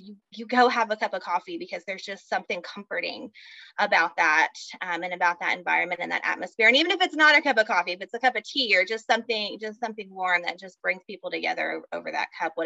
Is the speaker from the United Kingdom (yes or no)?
no; Texas, United States; also born or lived in North Carolina; now in Oklahoma, United States; I grew up in Texas